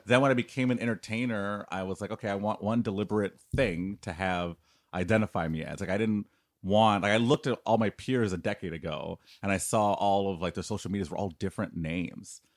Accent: Detroit, Michigan, United States; moved away; I grew up in Detroit. I moved away from Detroit in the 80s and 90s. That's where I grew up.

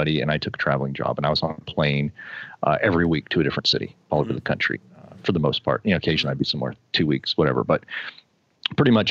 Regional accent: United States; I'm American

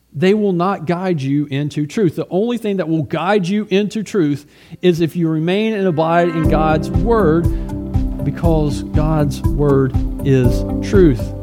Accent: United States; also born or lived in Russia; as an American

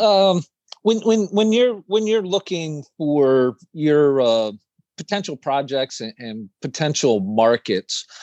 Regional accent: East Coast, United States; I'm from the East Coast

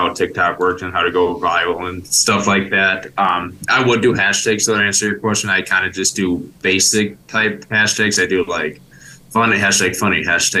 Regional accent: Milwaukee, Wisconsin, United States; I'm from Milwaukee, Wisconsin here

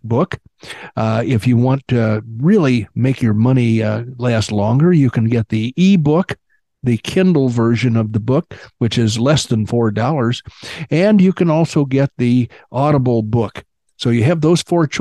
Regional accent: Illinois, United States; where I grew up in Illinois

